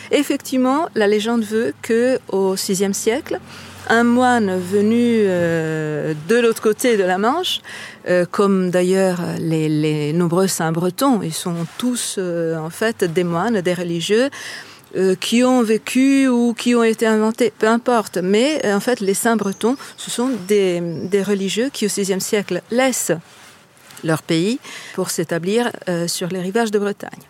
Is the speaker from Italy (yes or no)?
yes; Italy; accent: Italian; French is a second language; moved away as an adult; now in Lancieux, France; Comme on l'entend par mon accent, je ne suis pas bretonne, je ne suis pas française, je suis italienne. Je suis arrivée ici en 2012 avec mon mari euh, par hasard.